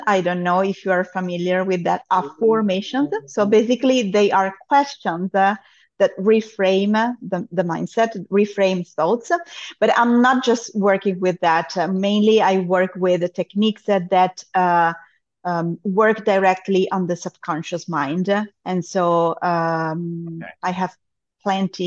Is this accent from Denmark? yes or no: no; Monza, Lombardy, Italy; also born or lived in Germany; now in Cyprus; I am originally from Monza, that is the town in Italy where we have the Formula One auto